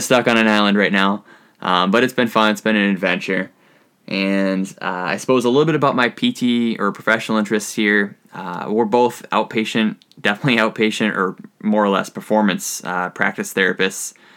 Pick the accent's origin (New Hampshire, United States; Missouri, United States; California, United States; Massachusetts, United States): New Hampshire, United States; moved away as an adult; also born or lived in Utica, New York; now in Southeast Alaska, United States; I am from New Hampshire